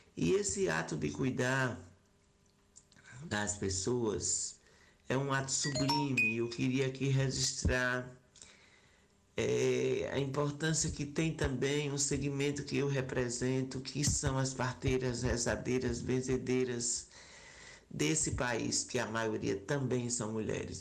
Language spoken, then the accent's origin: Portuguese; Sergipe, Brazil; eu sou de Sergipe